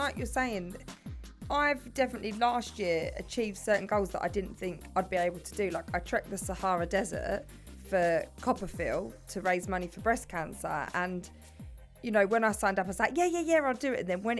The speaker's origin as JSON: {"language": "English", "region": "London", "country": "United Kingdom", "accent": "London", "said": "It's my London accent."}